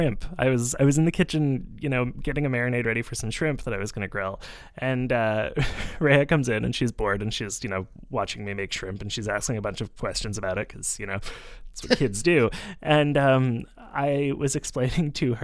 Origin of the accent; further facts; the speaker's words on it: Montreal, Quebec, Canada; I am also from Jojage or Montreal